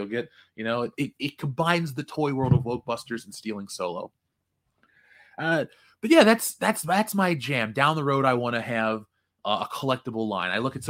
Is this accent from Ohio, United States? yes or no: yes; Cincinnati, Ohio, United States; I grew up with that on Channel 64. So for those who are, those who listen to the show, if I ever talk about Channel 64 in Cincinnati, and Jonathan Hurst knows what's up